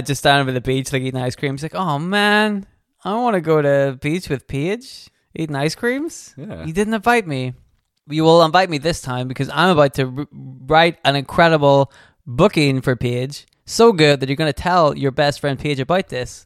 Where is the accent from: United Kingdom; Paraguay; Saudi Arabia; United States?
United Kingdom; We are also from the United Kingdom, although not from the country she is from